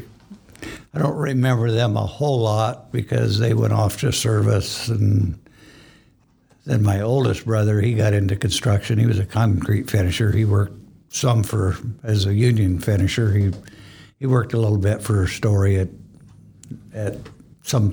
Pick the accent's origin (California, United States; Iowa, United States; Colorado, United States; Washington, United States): Iowa, United States; Fernald; I grew up in Fernald, Iowa. It's a little town just west and north of Ames